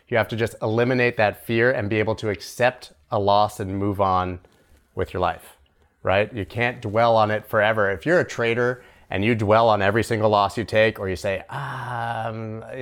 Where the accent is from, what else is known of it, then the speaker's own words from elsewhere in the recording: Canada; I'm Canadian.